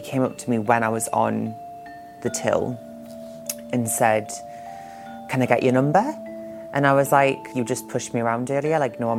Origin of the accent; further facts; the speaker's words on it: Newcastle upon Tyne, North East England, United Kingdom; I grew up in Newcastle, so I was like the only trans person that I knew of in the local area.